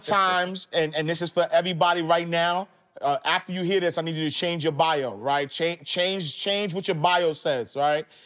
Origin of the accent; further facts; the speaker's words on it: New York City, New York, United States; I'm from the projects. I, I grew up in Harlem, Saint Nicholas Projects